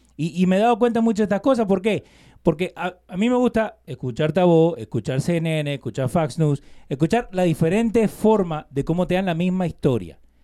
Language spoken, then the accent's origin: Spanish; Argentina; Yo nací en Argentina, soy argentino.